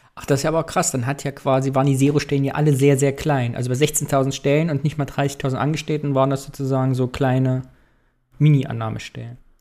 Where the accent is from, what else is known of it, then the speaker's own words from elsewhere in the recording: East Germany, Germany; Hat unsere DDR-Sozialisation bis heute gewirkt?